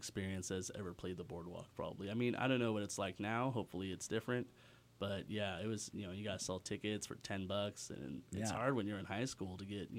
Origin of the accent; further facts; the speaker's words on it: Fair Oaks, California, United States; Fair Oaks.